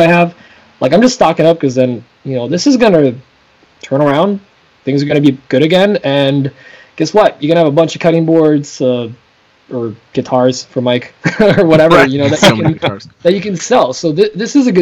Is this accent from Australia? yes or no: no; Poland; now in United States; I am a foreigner. I am from Poland